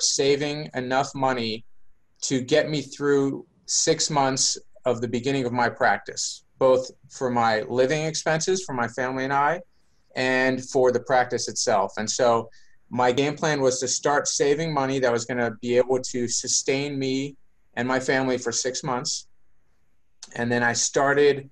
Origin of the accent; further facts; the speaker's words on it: Baltimore, Maryland, United States; moved away as an adult; now in San Diego, United States; I am a Baltimore native, born and raised in Baltimore, Maryland